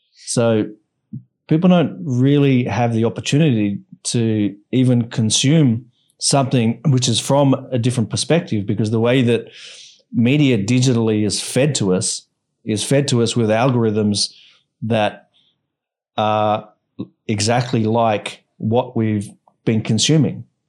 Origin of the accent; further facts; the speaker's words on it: Australia; now in Bali, Indonesia; I'm from Australia and, you know, I'm, I'm grateful for having been brought up in Australia